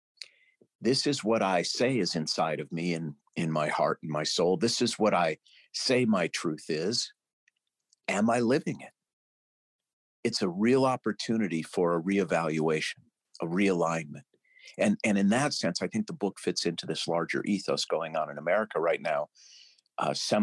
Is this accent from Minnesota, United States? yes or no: yes; St. Louis Park, Minnesota, United States; I was born in St. Louis Park, Minnesota in 1960